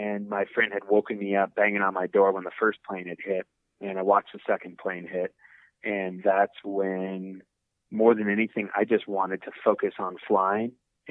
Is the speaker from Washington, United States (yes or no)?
yes; Seattle, Washington, United States; I grew up in Seattle